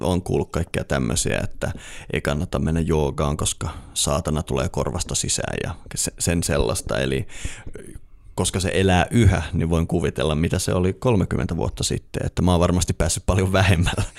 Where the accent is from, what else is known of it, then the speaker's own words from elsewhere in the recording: Eastern Lapland, Finland; moved away; mä oon itse kotoisin tuolta Itä-Lapista